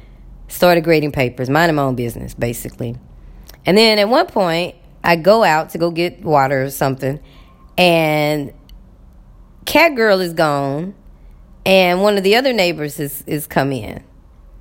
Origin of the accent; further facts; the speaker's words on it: Texas, United States; moved away; I'm from Texas